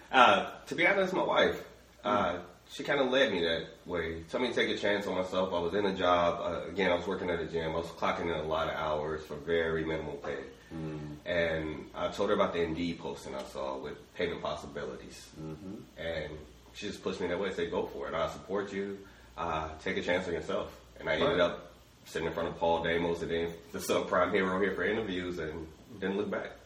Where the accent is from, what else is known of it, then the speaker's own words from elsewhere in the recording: Chicago, Illinois, United States; now in Vine Grove, United States; from a very small town myself. You may have heard of it, Chicago, Illinois.